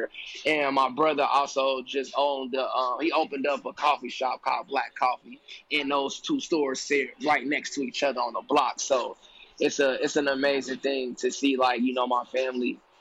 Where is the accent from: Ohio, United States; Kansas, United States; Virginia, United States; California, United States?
Ohio, United States; Cincinnati; moved away as an adult; now in Atlanta, United States; I'm from Cincinnati, Ohio, the west side of Cincinnati, Ohio, to be exact